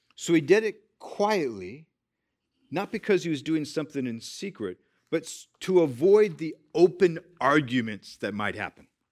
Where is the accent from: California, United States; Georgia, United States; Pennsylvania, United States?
California, United States; I was born in California